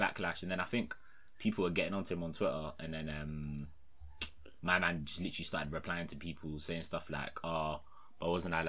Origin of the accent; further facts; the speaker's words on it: London, United Kingdom; I'm from London.